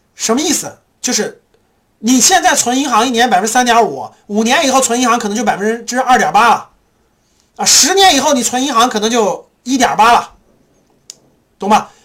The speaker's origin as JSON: {"language": "Chinese", "country": "China", "said": "我们中国人"}